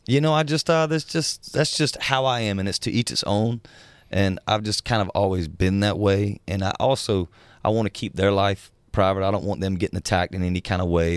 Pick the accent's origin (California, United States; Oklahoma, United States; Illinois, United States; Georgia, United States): Georgia, United States; South; moved away; I'm from the South, uh, South Georgia, and much of the people I grew up